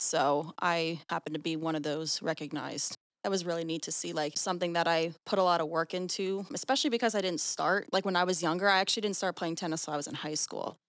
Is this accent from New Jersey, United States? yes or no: yes; Sewell, New Jersey, United States; I'm from Sewell, New Jersey